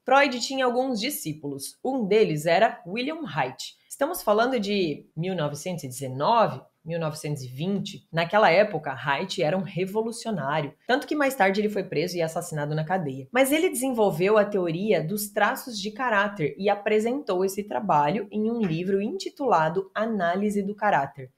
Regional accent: interior of Paraná, Brazil; Eu venho do interior do Paraná, filha de bancário e de professora, mais velha de seis irmãos

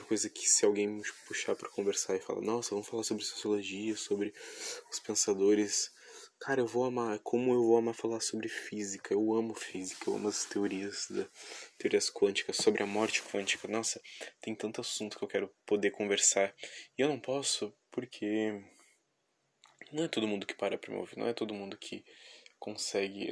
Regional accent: Rio Grande do Sul, Brazil; eu sou do Rio Grande do Sul

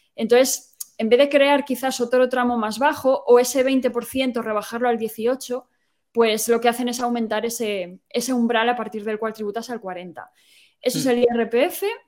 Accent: Asturias, Spain; moved away as an adult; now in Ireland; Yo soy de Asturias

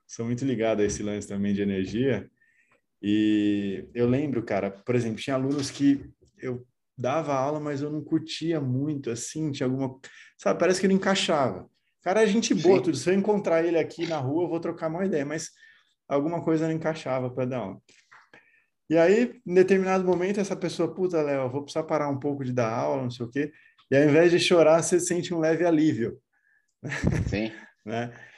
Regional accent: interior of São Paulo, Brazil; moved away as an adult; Eu sou do interior de São Paulo, mudei para São Paulo

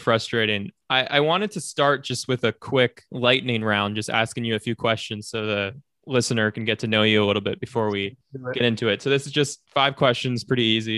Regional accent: Hawaii, United States; I grew up in Hawaii, which is, you know, super far away from the rest of the United States

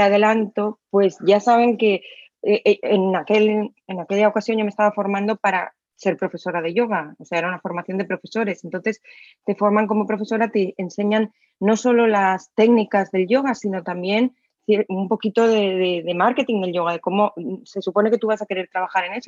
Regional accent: Alcoy, Valencian Community, Spain; en mi ciudad natal, en Alcoy

